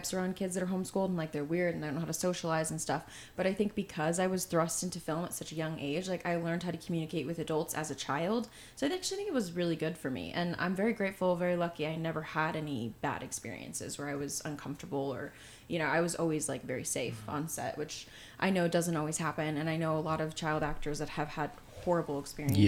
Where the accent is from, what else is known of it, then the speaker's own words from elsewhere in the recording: Texas, United States; also born or lived in Provo, Utah / Austin, Texas; now in Los Angeles, United States; I'm originally from Texas, so I did live in Utah for a long time, but I was born and raised in Texas.